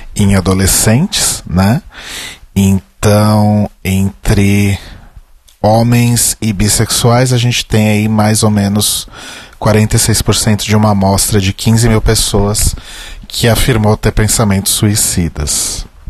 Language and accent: Portuguese; São Paulo, Brazil; eu nasci na Zona Norte